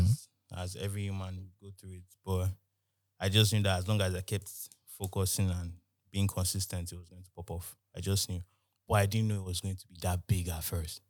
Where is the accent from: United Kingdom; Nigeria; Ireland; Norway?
Nigeria; I'm from Nigeria